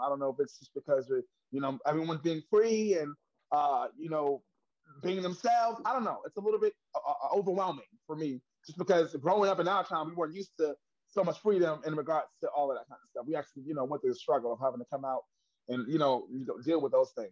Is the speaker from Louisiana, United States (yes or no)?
no; New York, United States; I'm from Harlem, New York.